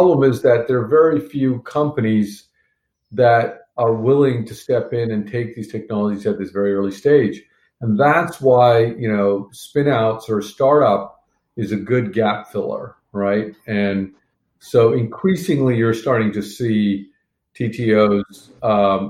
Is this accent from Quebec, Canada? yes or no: yes; Montreal, Quebec, Canada; moved away; I grew up in Montreal